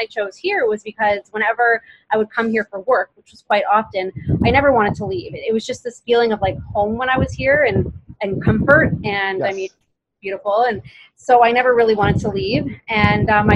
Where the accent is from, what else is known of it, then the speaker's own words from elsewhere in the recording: Toronto, Ontario, Canada; moved away as an adult; I'm from Toronto, lived there my whole life